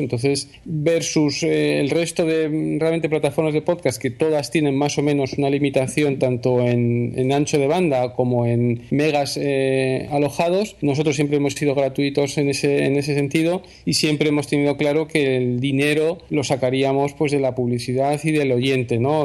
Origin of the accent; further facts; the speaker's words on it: Spain; nosotros eh, eh, somos españoles